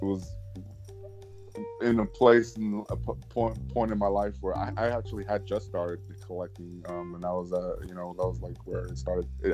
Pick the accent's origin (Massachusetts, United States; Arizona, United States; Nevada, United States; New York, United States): Nevada, United States; Las Vegas; moved away; I don't live in Las Vegas, but I'm from Las Vegas, raised out there